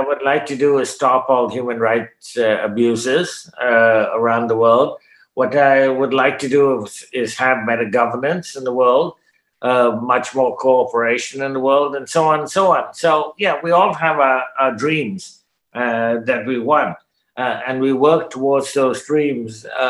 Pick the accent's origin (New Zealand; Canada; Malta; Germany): Canada; I'm a Canadian, I speak English